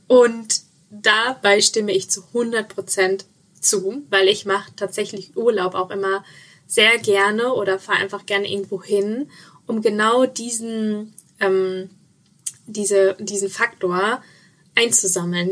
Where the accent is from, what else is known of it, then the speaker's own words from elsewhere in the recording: Sauerland, North Rhine-Westphalia, Germany; moved away; ich komme ja ursprünglich aus dem Sauerland